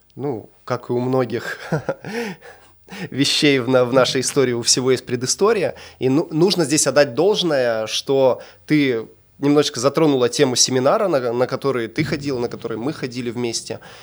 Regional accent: Chelyabinsk, Chelyabinsk Oblast, Russia; also born or lived in Argentina; Мы сами из Челябинска

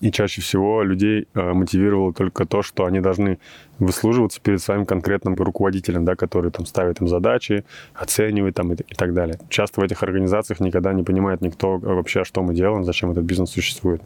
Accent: Russia; moved away as an adult; now in Silicon Valley, United States; России, откуда я родом

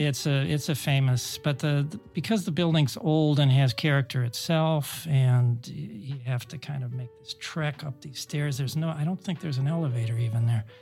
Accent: Cleveland, Ohio, United States; my, my hometown of Cleveland

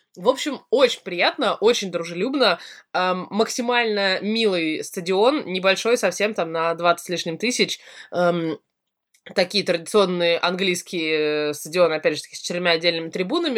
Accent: Russia; я из России

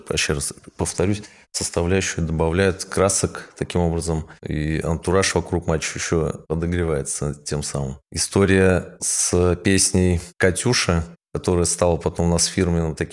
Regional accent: Tatarstan, Russia; Вот я сам по национальности татарин, да, и вырос в многонациональной республике.

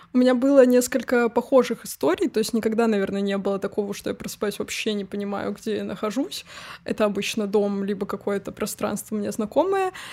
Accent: Tver, Tver Oblast, Russia; now in Moscow, Russia; я уехала из Твери как раз-таки, потому что ну, Тверь намного меньше, чем Москва

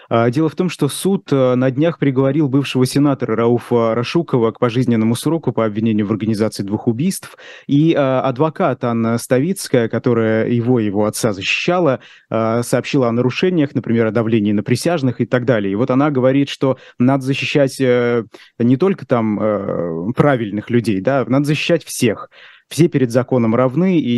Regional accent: Bashkortostan, Russia; в Башкирии, откуда я родом

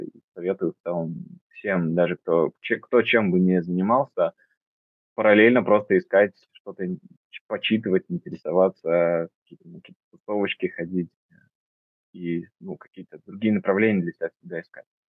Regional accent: Omsk, Omsk Oblast, Russia; я родился в Омске, и там получился, стал фотографом

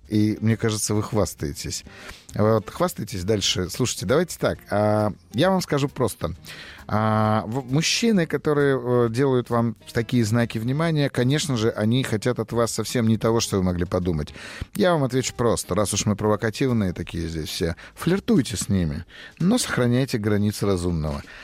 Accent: Saint Petersburg, Russia; Здравствуйте, Я из Санкт-Петербурга.

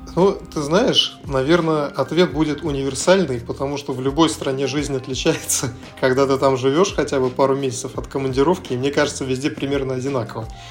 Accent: Russia; moved away as an adult; also born or lived in Vienna, Austria; now in Dubai, United Arab Emirates; в нашей стране

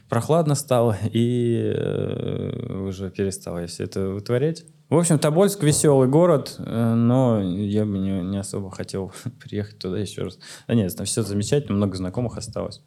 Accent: Omsk, Omsk Oblast, Russia; moved away; also born or lived in Saint Petersburg; я вернулся в Омск, в родной город Омск

